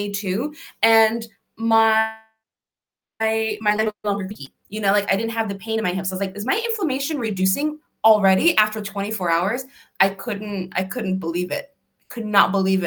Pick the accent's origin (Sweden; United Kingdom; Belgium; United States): United States; Connecticut; I'm from Connecticut